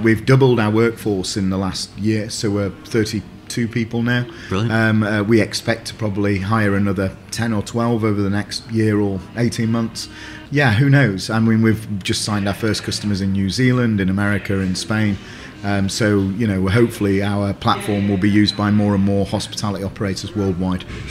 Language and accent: English; Sheffield, Yorkshire and the Humber, United Kingdom; I'm from Sheffield